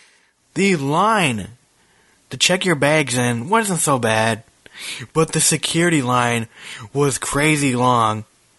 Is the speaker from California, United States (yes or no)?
no; Minnesota, United States; now in Charlotte, United States; And it's so funny. I'm from Minnesota. So I'm used to this.